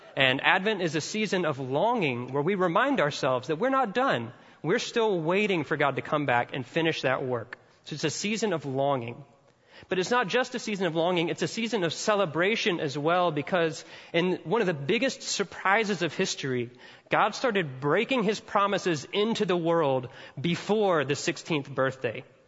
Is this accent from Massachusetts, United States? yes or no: no; Mississippi, United States; I'm from Mississippi and all Southerners are a little bit redneck at heart